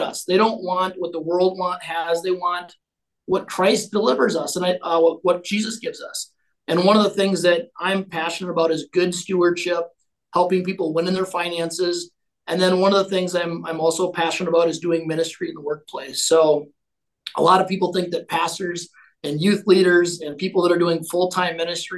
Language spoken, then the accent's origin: English; Owatonna, Minnesota, United States; I was born and raised in Owatonna, Minnesota, little farming community, about an hour south of Minneapolis